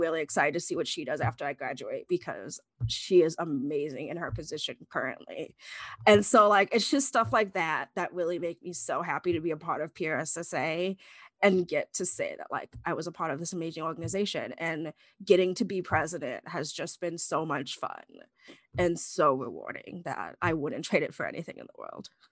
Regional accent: Chicago, Illinois, United States; moved away as an adult; I'm from Northern Illinois, the Chicago area

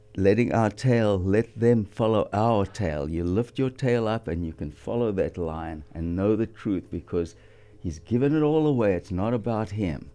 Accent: South Africa; moved away as an adult; now in Ventura, United States; we grew up high in the Highveld, up five thousand feet in the thin air.

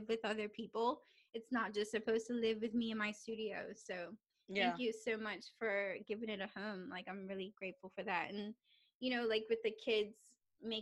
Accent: Bermuda; growing up in Bermuda

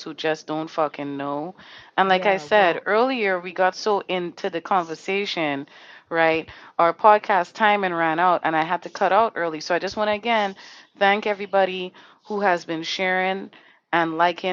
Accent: Trinidad & Tobago; moved away; I grew up in Trinidad Tobago

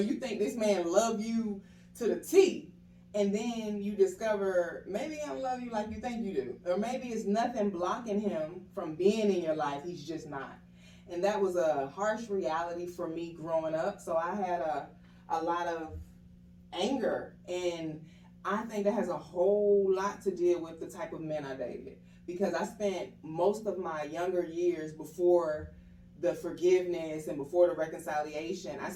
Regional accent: Atlanta, Georgia, United States; also born or lived in Harrisburg, Pennsylvania; I am 32 years old. I'm originally from, I was born in Harrisburg, Pennsylvania, but I was raised in Atlanta been here since the fourth grade, and I don't think I'm going nowhere.

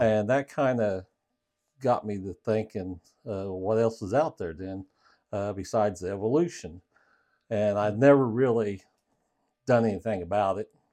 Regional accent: Parkersburg, Illinois, United States; I grew up in Parkersburg, Illinois

